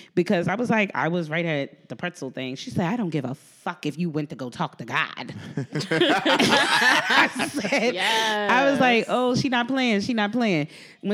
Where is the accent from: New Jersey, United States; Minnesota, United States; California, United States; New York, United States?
New Jersey, United States; I'm from Jersey